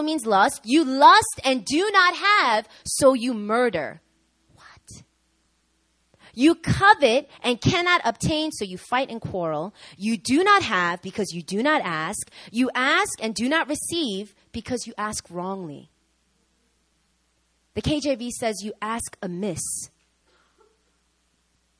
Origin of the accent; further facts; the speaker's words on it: New York, United States; I'm from New York, okay?